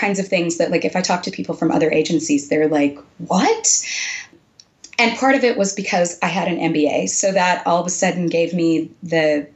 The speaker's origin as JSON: {"language": "English", "region": "Texas", "country": "United States", "moved": "as an adult", "said": "I was from Texas and I was trying to move back"}